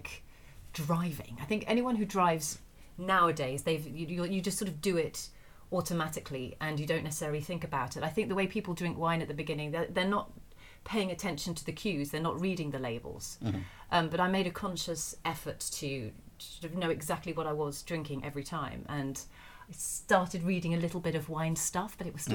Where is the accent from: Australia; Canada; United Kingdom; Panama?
United Kingdom; Essex, East of England; also born or lived in London; I'm from Essex